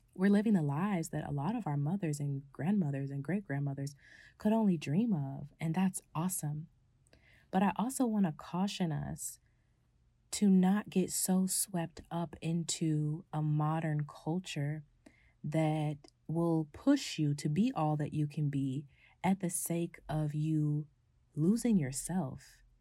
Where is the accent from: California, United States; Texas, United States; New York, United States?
California, United States; my family dynamic in my hometown in California has kind of shifted